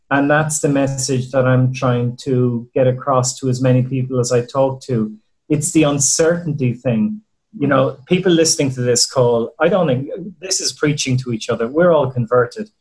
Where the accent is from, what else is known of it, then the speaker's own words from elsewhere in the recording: Ireland; moved away; you can tell by my accent where we came from.